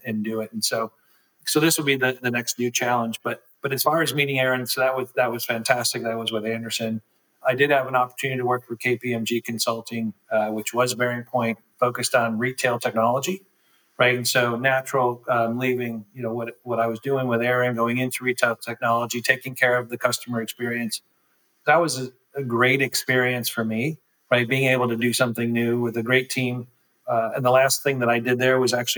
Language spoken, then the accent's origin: English; Northern Illinois, United States; also born or lived in United Kingdom; I grew up in Northern Illinois. You know, I've been in Northern Illinois my entire life.